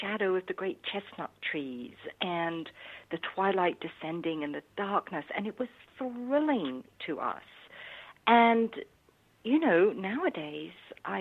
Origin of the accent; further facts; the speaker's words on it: London, United Kingdom; I grew up in London, central London